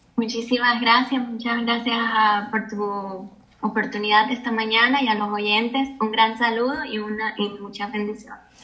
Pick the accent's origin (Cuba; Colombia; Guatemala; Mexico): Cuba; yo nací en Cuba